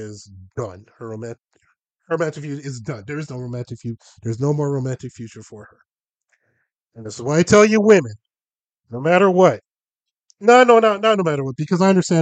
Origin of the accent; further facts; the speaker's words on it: Los Angeles, California, United States; there's one neighborhood in LA where all of that comes together, and that's where I grew up.